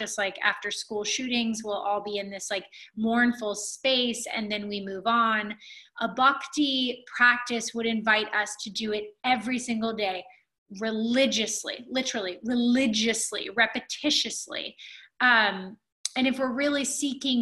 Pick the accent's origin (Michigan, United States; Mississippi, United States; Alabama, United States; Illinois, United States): Alabama, United States; when I was a kid growing up in Alabama